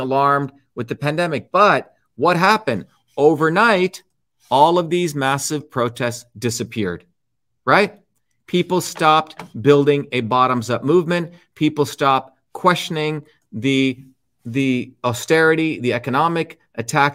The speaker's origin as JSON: {"language": "English", "country": "India", "tie": "born or raised there", "moved": "yes", "said": "I grew up in India"}